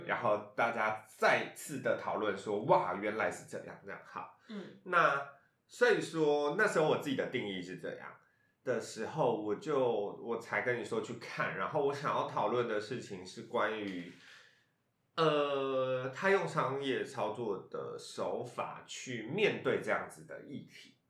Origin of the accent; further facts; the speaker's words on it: Taiwan; 我生长的环境是原住民族群嗯。比例非常高的地方嗯。然后我就是来自于台湾的偏乡啦